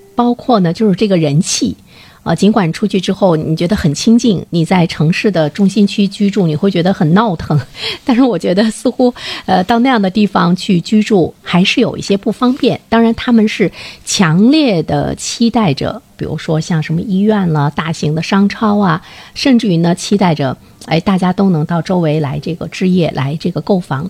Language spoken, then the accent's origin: Chinese; China; 在我们中国人的概念中